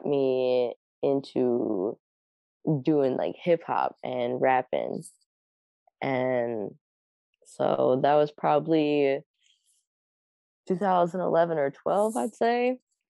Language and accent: English; Akron, Ohio, United States; moved away as an adult; also born or lived in Minnesota; now in Minneapolis, United States; So I'm from Akron.